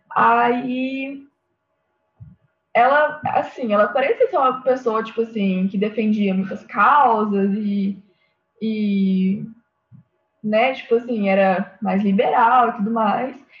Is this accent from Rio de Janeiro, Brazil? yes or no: no; Minas Gerais, Brazil; accent: mineiro; eu falei bem mineiro agora